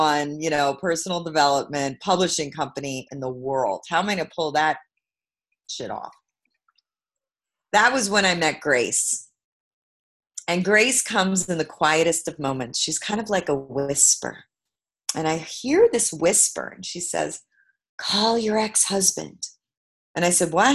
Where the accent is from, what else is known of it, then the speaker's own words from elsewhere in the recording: New York City, New York, United States; I'm from Brooklyn, New York